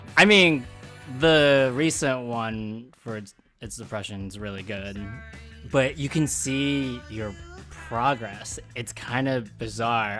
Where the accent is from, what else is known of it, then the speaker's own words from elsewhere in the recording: Philadelphia, Pennsylvania, United States; now in Brooklyn, United States; I'm also from Philly, too